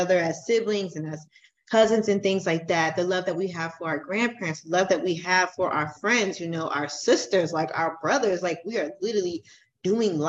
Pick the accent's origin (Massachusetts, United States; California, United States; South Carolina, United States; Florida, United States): Florida, United States; I'm from Florida